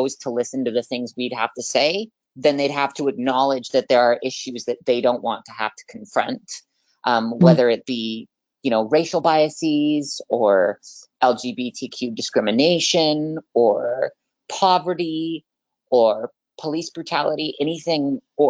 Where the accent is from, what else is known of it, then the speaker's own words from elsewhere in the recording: Vancouver, Washington, United States; I am 21 years old, and I am from Vancouver, Washington.